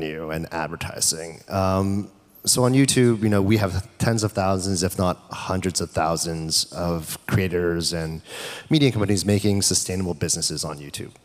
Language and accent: English; Canada; I'm Canadian